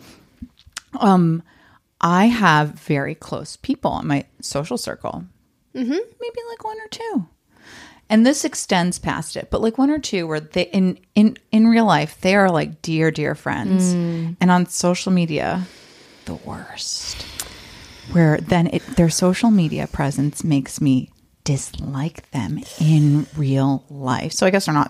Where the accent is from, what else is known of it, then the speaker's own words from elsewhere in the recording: New York, United States; now in Los Angeles, United States; I'm from New York